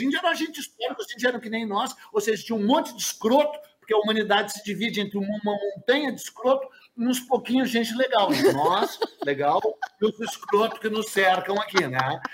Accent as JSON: {"language": "Portuguese", "town": "Porto Alegre", "region": "Rio Grande do Sul", "country": "Brazil", "tie": "born or raised there", "said": "eu sou sou gaúcho, mas eu só nasci nessa porra aqui."}